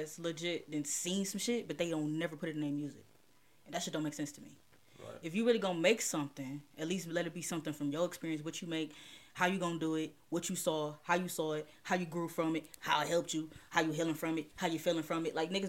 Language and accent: English; Cleveland, Ohio, United States; from Cleveland.